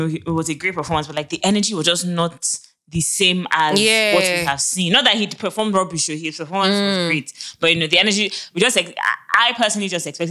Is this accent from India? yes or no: no; Nigeria; it's the same way it took a while for some people to accept that being Nigerian. It's fine.